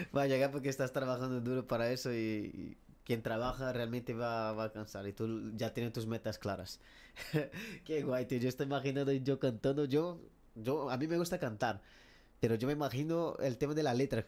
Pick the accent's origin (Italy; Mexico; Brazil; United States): Brazil; Spanish is a second language; now in Madrid, Spain; nosotros somos brasileños, los que estamos aquí, mi chica y yo